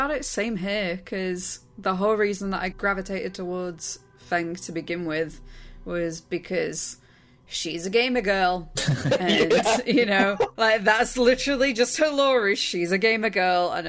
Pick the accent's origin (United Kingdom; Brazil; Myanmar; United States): United Kingdom; Manchester, North West England; Oh, I am being Mancunian.